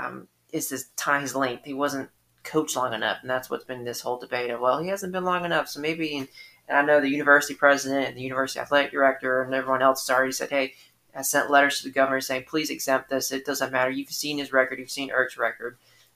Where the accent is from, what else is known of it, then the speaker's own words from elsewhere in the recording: Atlanta, Georgia, United States; moved away; I'm originally from Atlanta